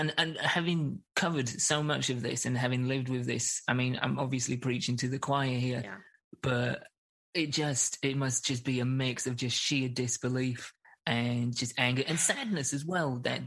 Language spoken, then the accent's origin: English; the north of England, United Kingdom; moved away as an adult; now in United States; I grew up in the north of England